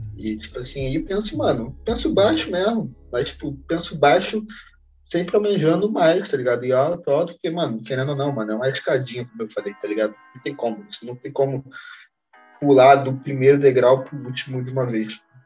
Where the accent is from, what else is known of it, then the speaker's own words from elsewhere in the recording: Brazil; a gente é brasileiro